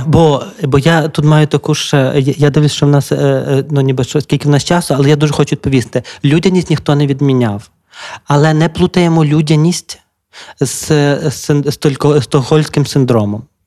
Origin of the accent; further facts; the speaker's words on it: Lviv, Lviv Oblast, Ukraine; я така ж львів'яни, бо я зі Львова